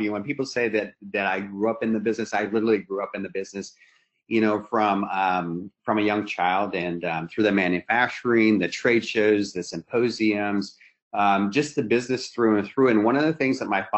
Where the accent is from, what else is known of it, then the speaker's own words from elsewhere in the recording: Seattle, Washington, United States; we're from Seattle, Washington, so that's where we're located. We've always been here. That's where I grew up and where I still live